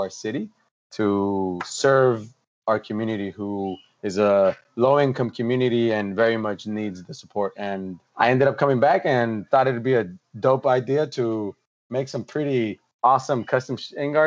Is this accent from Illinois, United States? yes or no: no; Santa Ana, California, United States; Where I'm from Santa Ana, California